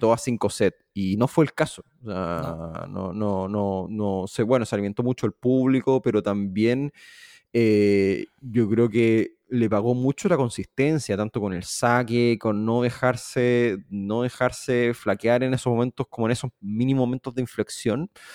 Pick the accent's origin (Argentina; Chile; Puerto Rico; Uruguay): Chile; siendo chileno